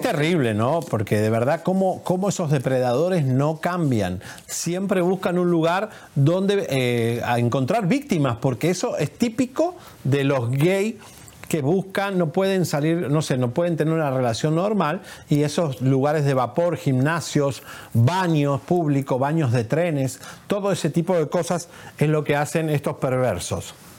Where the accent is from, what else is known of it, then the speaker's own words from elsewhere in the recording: Argentina; soy argentino